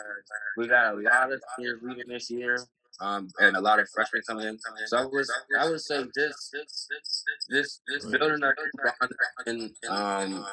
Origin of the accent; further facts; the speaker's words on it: Snow Hill, Maryland, United States; it's my hometown